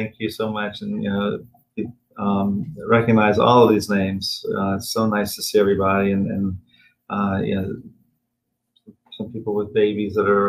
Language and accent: English; Tennessee, United States; I'm from Tennessee.